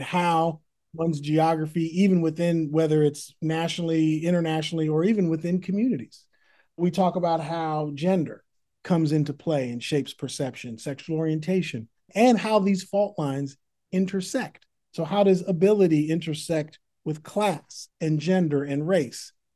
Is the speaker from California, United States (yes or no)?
yes; Berkeley, California, United States; born or raised there; also born or lived in San Francisco / Oakland